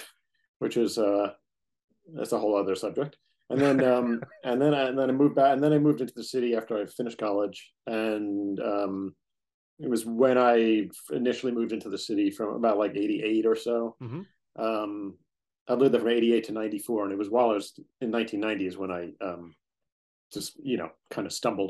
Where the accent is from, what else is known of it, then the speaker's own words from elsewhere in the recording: Woodmere, New York, United States; also born or lived in Schenectady, New York; I grew up in Woodmere, Long Island.